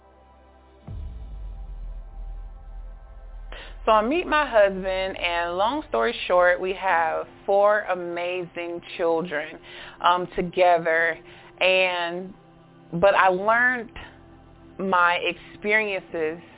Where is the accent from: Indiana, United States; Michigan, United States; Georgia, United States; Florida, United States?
Georgia, United States; Augusta; I'm from Augusta, Georgia